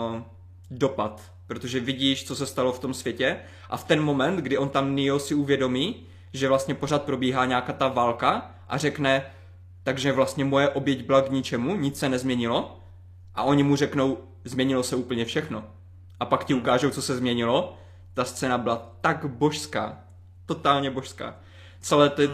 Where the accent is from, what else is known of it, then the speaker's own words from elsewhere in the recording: Ostrava region, Moravian-Silesian Region, Czechia; pocházím z Ostravska